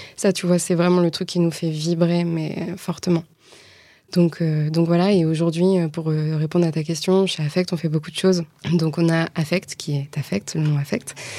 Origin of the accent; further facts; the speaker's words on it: Le Ménil-Vigot, Normandy, France; moved away as an adult; now in Rennes, France; j'ai longtemps vécu en Normandie, d'où je suis originaire. Donc je viens d'un tout petit village qui s'appelle Le Ménilvigo.